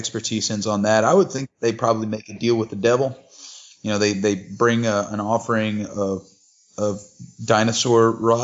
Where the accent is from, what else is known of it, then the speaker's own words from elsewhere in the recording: Kentucky, United States; we're both from Kentucky